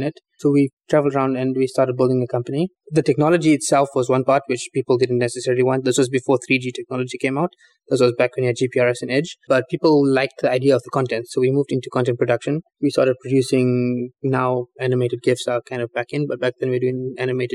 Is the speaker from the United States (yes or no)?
no; South Africa; we're from South Africa